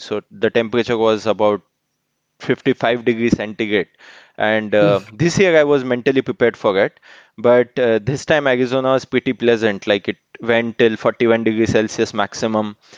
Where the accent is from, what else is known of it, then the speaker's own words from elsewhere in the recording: Mumbai, Maharashtra, India; I am from Mumbai